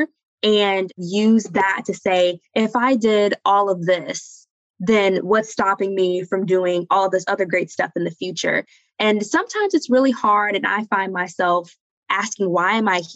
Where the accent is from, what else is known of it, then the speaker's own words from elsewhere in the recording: the South, United States; moved away as an adult; I grew up in the South.